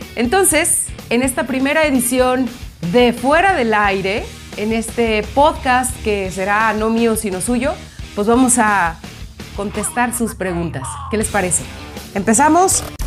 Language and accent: Spanish; Guadalajara, Jalisco, Mexico; moved away as an adult; also born or lived in Mexico City; regresarme a mi pueblo, mi hermosa perla tapatía